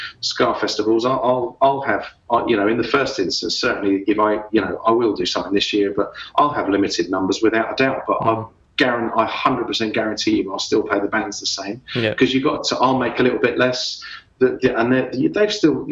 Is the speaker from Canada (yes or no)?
no; London, United Kingdom; moved away as an adult; also born or lived in Dublin, Ireland; now in Australia; I kind of grew up from an Irish family playing Irish music, but then I grew up in London in the late 70s, early 80s